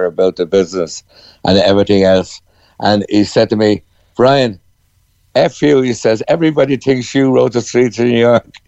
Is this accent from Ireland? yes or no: yes; Ireland; We're Irish ballad singers